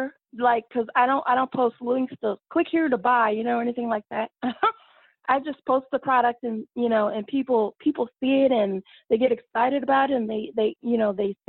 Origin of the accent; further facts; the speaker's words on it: Austin, Texas, United States; also born or lived in Dallas, Texas; being here in all my hometown of, you know, the Austin Metroplex